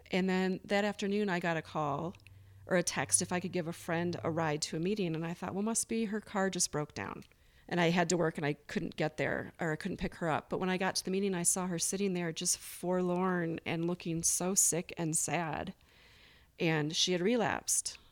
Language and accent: English; Michigan, United States; moved away as an adult; also born or lived in Las Vegas, Nevada; now in Bozeman, United States; I'm originally from Michigan. I lived there for twenty-three years. Um, grew up in the country